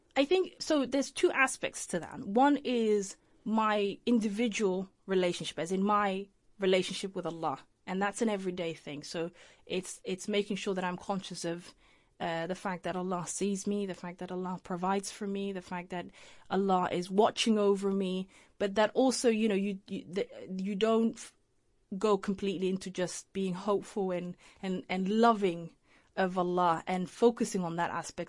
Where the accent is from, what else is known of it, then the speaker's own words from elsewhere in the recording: Leicester, East Midlands, United Kingdom; also born or lived in Mogadishu, Somalia / Holland; Leicester's my hometown. That's where I grew up.